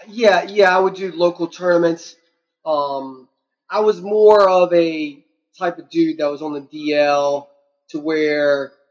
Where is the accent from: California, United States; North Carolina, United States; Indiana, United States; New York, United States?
North Carolina, United States; Elizabeth City; born there; Yeah, and so I was born in Elizabeth City.